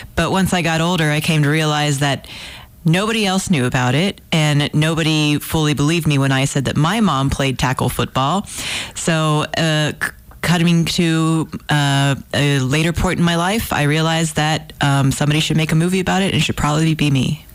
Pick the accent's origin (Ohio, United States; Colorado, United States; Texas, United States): Texas, United States; Houston; I'm from Houston and I grew up there